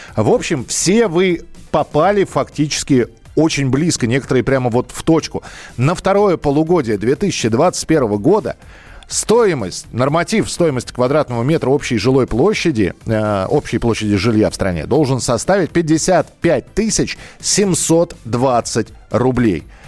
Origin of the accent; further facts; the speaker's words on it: Moscow, Russia; я вот коренной москвич